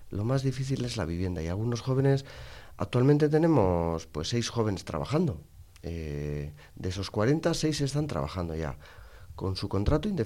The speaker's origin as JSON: {"language": "Spanish", "country": "Morocco", "second_language": "Spanish", "lives_now": "Spain", "said": "cuando yo llamo para preguntar, ya por mi acento, y cuando me preguntan de dónde eres, de Marruecos"}